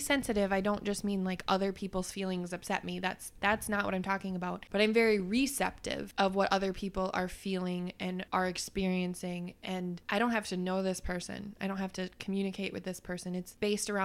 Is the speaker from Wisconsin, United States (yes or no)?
yes; Wisconsin, United States; we're from Wisconsin